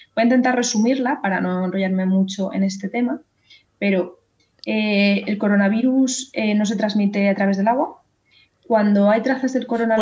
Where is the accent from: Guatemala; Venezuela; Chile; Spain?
Spain; Madrid, Community of Madrid; yo, que soy de Madrid